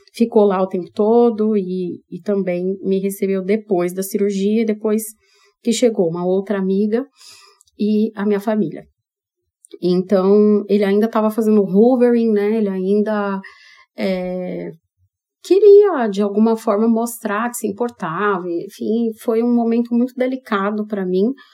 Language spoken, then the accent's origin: Portuguese; São Paulo, Brazil; now in Maringá, Brazil; Porque nem maringaense eu sou, eu sou paulistana